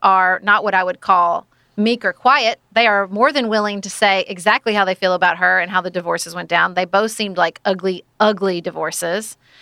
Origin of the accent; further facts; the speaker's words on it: Paducah, Kentucky, United States; my hometown of Paducah, Kentucky